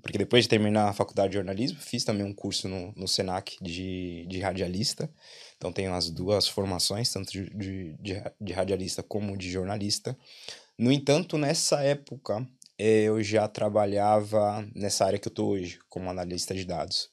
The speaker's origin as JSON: {"language": "Portuguese", "region": "São Paulo", "country": "Brazil", "also_born_or_lived": "Auckland, New Zealand", "moved": "as an adult", "lives_now": "Ireland", "said": "Sou de São Paulo, capital."}